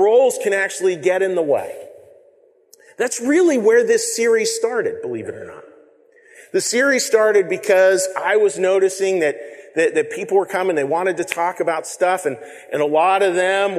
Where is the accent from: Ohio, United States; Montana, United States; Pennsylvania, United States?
Pennsylvania, United States; Western; I grew up in Western Pennsylvania